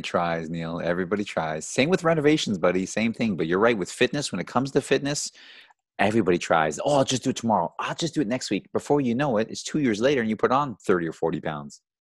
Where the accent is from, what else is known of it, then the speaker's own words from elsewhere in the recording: Georgetown, Ontario, Canada; also born or lived in Brampton; I grew up in Georgetown. You know, Georgetown's a small little town here in Ontario.